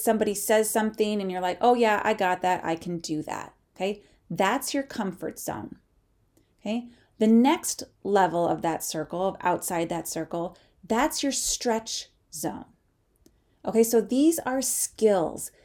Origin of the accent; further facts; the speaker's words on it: Midwest, United States; growing up in the Midwest